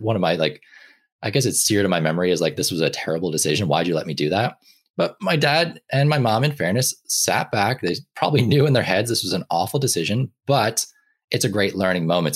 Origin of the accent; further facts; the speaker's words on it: Ireland; I grew up in Ireland, um, for a lot of my life